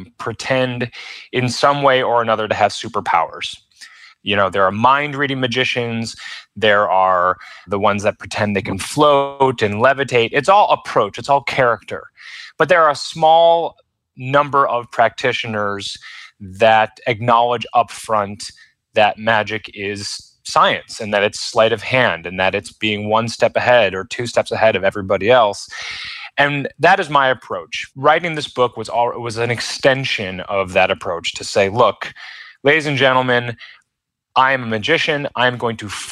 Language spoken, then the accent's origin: English; Rochester, New York, United States; I'm from Rochester, New York